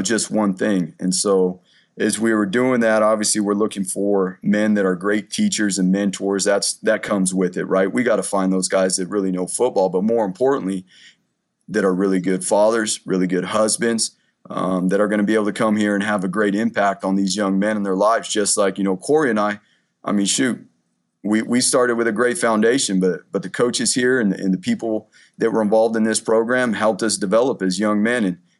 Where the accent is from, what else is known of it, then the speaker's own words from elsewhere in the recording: Southern California, United States; also born or lived in Eugene, Oregon; now in Boise, United States; We're originally from Southern California, but we call this our home now